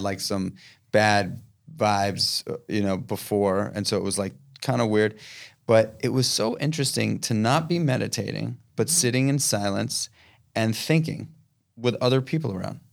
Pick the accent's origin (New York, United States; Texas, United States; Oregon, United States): New York, United States; New York City; I, I am born and raised in New York City. I'm yeah. from this town